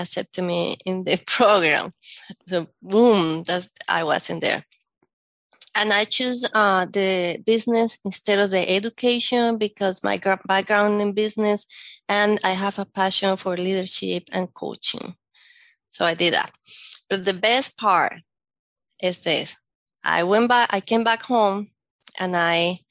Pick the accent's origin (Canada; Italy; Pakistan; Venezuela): Venezuela; Caracas, Capital District; first language Spanish; English is a second language; moved away as an adult; also born or lived in Monterrey, Mexico / Puebla, Mexico; now in United States; When I was growing up in Venezuela